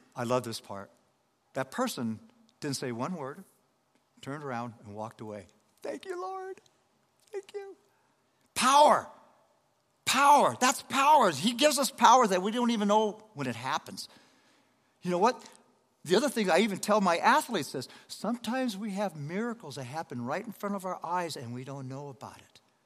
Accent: Denver, Colorado, United States; also born or lived in Los Angeles, California; I'm from Los Angeles, California, but I was raised in Denver, Colorado.

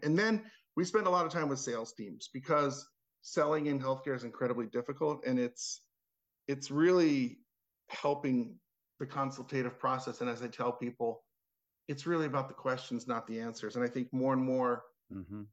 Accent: Cherry Hill, New Jersey, United States; moved away; also born or lived in Washington, D.C. / Baltimore; I grew up in Cherry Hill, New Jersey, which is sure. the suburbs of Philly

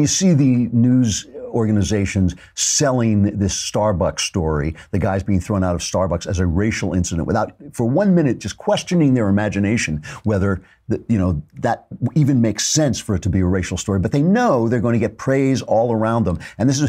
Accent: Canada; As a Canadian, I regret answering this unexpected question without giving my response more context.

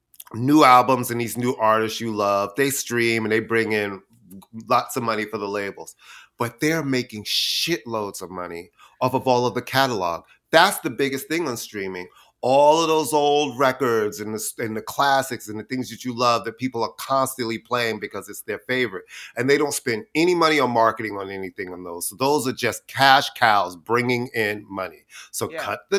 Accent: Queens, New York, United States; I'm a queen from Queens, honey, and I'm born to judge.

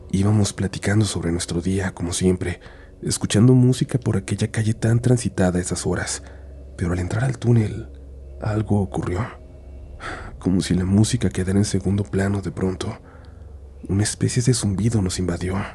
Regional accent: Guadalajara, Jalisco, Mexico; sucedió en una de las avenidas más importantes de Guadalajara, ciudad de donde soy originaria y en la que siempre he vivido

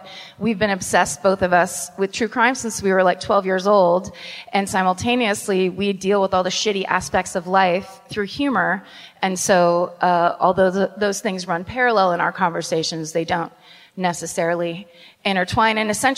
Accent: Petaluma, California, United States; Well, Petaluma is my hometown, right, but I have to count it.

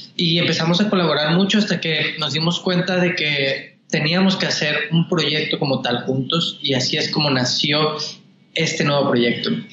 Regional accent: Mexico; now in Los Angeles, United States; así como decimos los mexicanos

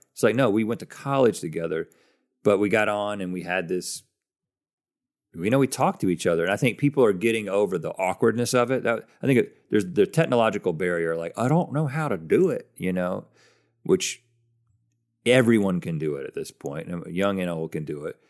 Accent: United States

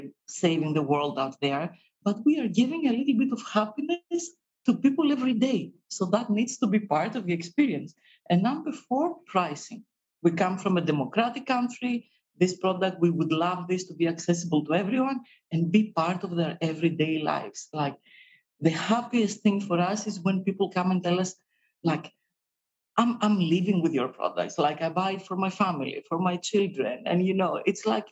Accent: Greece; we come from Greece, but we also come from a pharmacy

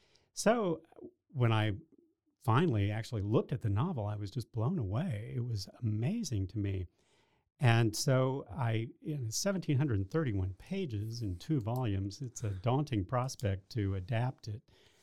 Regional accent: Waco, Texas, United States; I am from Waco, was born here and grew up here, and I went off to Texas Tech for a year and a half before I transferred to Baylor

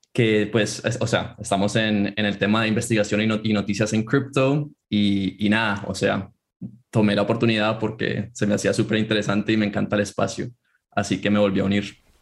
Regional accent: Colombia; moved away as an adult; also born or lived in Chicago, United States; yo soy originalmente colombiano, pero fui a, estudiar en Estados Unidos, estudié en Chicago

